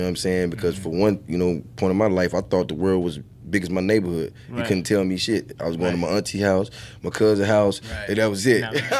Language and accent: English; Atlanta, Georgia, United States; Well, I'm from Atlanta.